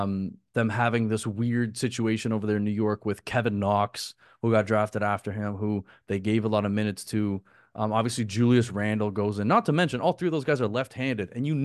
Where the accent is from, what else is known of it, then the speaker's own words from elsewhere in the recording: Canada; I just think in terms of being a Canadian, RJ is more valuable for Toronto right now.